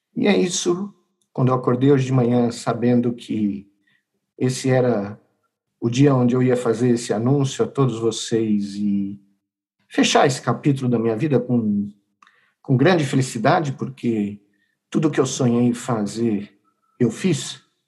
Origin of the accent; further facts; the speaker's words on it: Brazil; nos anos que me restam como brasileiro